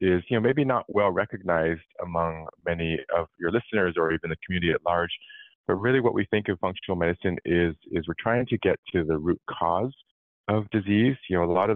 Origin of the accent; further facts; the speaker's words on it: California, United States; I grew up in California